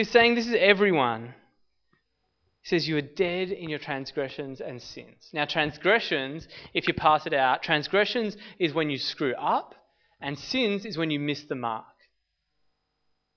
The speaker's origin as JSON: {"language": "English", "country": "Australia"}